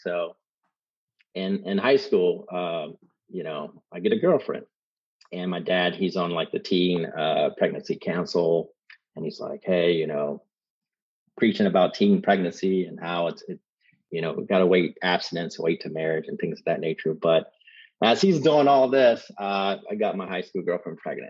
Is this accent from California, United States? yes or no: no; Columbus, Ohio, United States; now in Dayton, United States; growing up in Columbus, Ohio, my dad was really strict